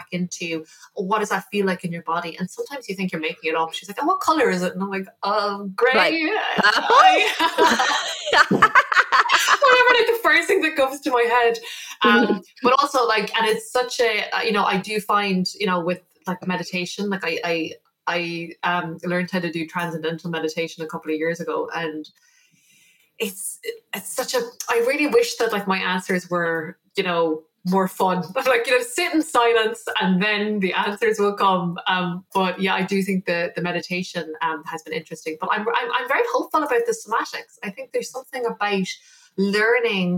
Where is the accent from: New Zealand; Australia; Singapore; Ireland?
Ireland; also born or lived in New York; I'm Irish. That is, and I'm from a small